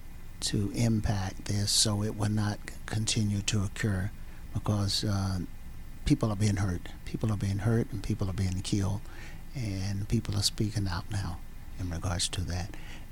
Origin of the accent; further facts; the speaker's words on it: Wilcox County, South Georgia, United States; And I'm originally from Wilcox County, out from Cordell, Abbeville, Rochelle. I was born there. South Georgia. And we still have our farm down there.